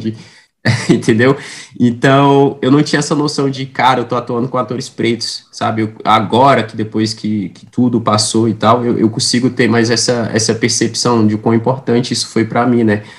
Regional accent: Samambaia, Federal District, Brazil; periferia aqui em Brasília, onde eu, onde eu cresci, né. Cresci num bairro chamado Samambaia, é, que não faz parte de Brasília, faz parte do Distrito Federal

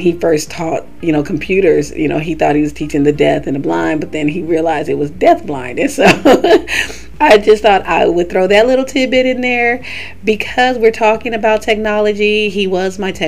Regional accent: California, United States; also born or lived in Florida; now in Alabama, United States; I'm originally from California

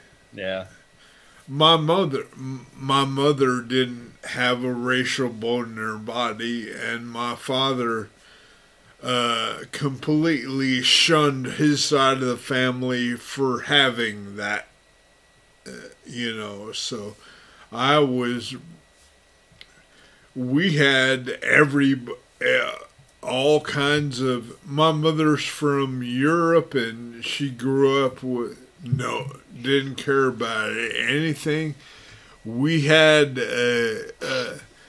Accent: Los Angeles, California, United States; moved away; also born or lived in Texas / Duncanville, Texas; My parents' best friends and all my friends growing up in Los Angeles were Mexican

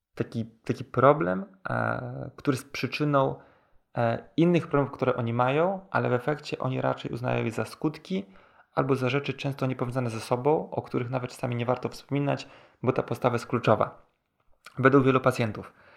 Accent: Warsaw, Masovian Voivodeship, Poland; pochodzę z Warszawy

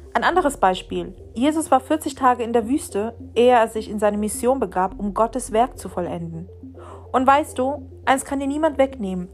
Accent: Venezuela; now in Germany; in meinem Heimatland in Venezuela

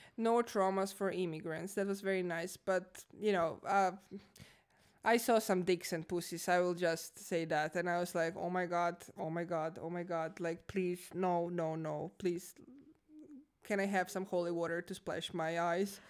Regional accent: Croatia; moved away as an adult; now in Finland; I'm originally from Croatia. I live in Finland, Finland, uh, Finland uh, for the past five years.

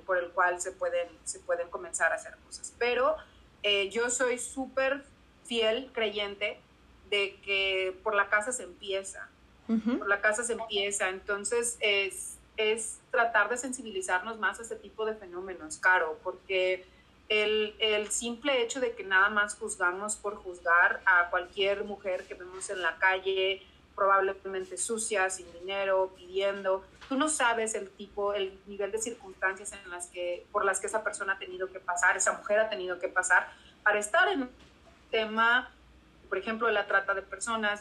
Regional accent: Mexico; moved away as an adult; now in Burbank, United States; nosotros como mujeres mexicanas

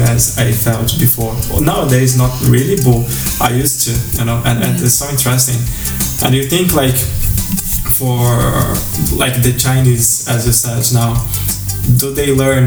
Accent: Brazil; English is a second language; as a Brazilian, one of our concerns is our accent

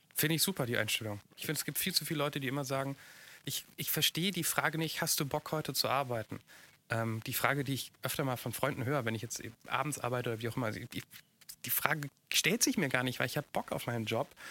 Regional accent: Mainz, Rhineland-Palatinate, Germany; ich bin in Mainz groß geworden

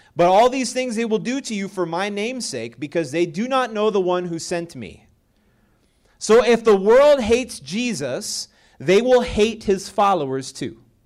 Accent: Texas, United States; moved away; also born or lived in Colorado; I'm originally from Texas

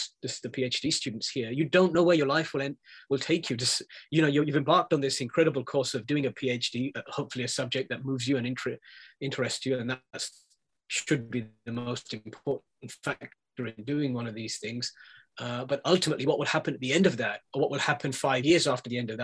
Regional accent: London, United Kingdom; I was born in London, I grew up here

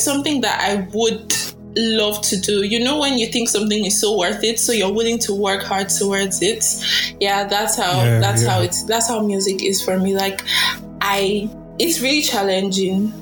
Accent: Edo, Nigeria; Edo, yes. I'm from Edo State.

